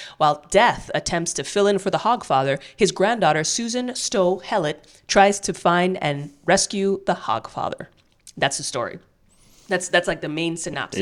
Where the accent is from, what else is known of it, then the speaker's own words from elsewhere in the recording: United States; I'm an American